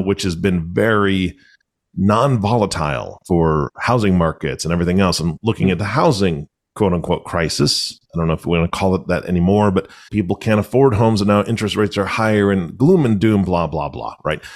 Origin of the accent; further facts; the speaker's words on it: Washington, United States; I'm from Washington